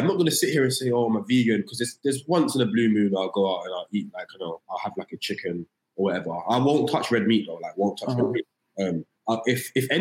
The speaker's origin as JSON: {"language": "English", "region": "London", "country": "United Kingdom", "tie": "born or raised there", "moved": "as an adult", "lives_now": "United States", "said": "just born in London, Tottenham, North London, like rough area."}